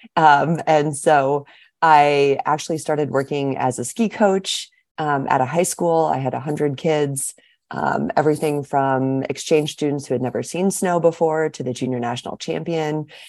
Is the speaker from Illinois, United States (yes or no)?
no; Seattle, Washington, United States; moved away as an adult; also born or lived in Walla Walla, Washington; now in Anchorage, United States; I grew up in Seattle, Washington